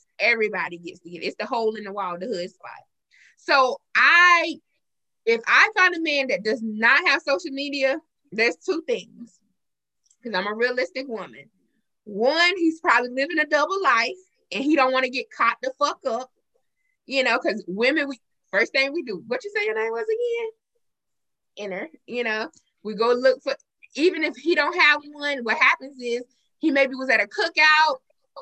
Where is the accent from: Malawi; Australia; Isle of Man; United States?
United States; Marion, the South; I'm born and raised in Marion all my life.